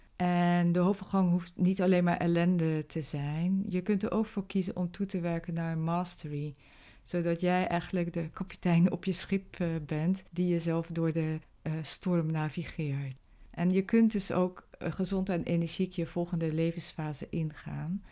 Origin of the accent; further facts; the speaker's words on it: Zeelandic Flanders, Netherlands; moved away as an adult; also born or lived in Belgium / The Hague; now in Rotterdam, Netherlands; oorspronkelijk kom ik uit Zeeland en ben opgegroeid in een klein dorpje in Zeeuws-Vlaanderen